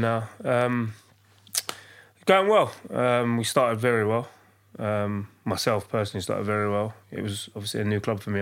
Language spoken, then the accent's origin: English; London, United Kingdom; also born or lived in Hackney; from East London. I grew up in, in Hackney and I was raised in Leyton